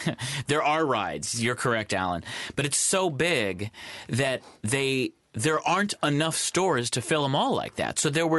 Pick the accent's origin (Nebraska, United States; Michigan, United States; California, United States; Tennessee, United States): Michigan, United States; Ann Arbor; moved away as an adult; also born or lived in New York; now in Los Angeles, United States; growing up in Ann Arbor, Michigan, and going to school at University of Michigan